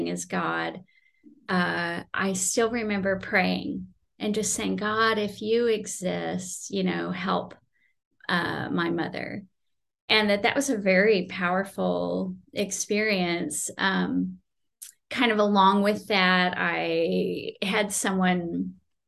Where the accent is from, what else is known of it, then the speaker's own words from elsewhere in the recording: Houston, Texas, United States; moved away as an adult; also born or lived in Oklahoma / California; I grew up in Houston